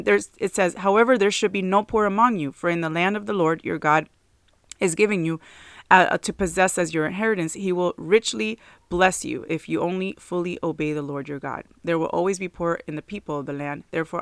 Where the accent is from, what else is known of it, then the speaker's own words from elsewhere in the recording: New Jersey, United States; moved away; So they earned even less than they did up in where we came from New Jersey. So it was really kind of like really more difficult when we moved down here for a while.